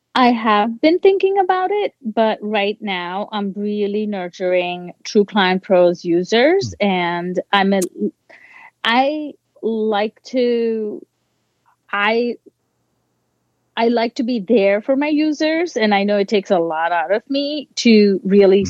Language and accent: English; India; I'm Indian